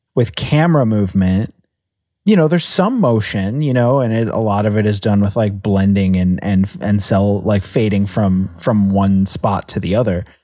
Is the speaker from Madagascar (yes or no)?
no; United States; as an American